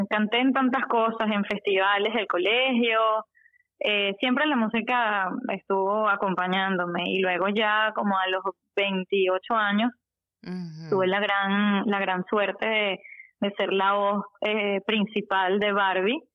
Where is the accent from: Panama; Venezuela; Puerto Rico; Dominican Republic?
Venezuela; nosotros somos venezolanos